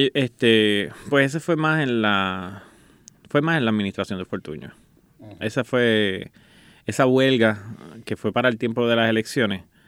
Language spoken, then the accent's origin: Spanish; Guaynabo, Puerto Rico; yo soy de aquí nacido San Juan, Guaynabo